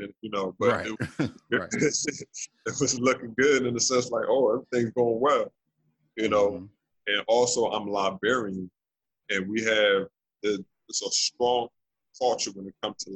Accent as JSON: {"language": "English", "region": "New Jersey", "country": "United States", "tie": "born or raised there", "also_born_or_lived": "Trenton, New Jersey / Willingboro, New Jersey", "said": "born and raised in New Jersey, born in Trenton, and I moved to another town called Willingboro, New Jersey."}